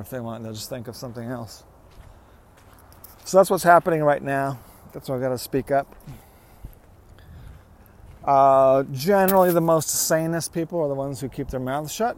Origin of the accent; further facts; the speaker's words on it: United States; I am an American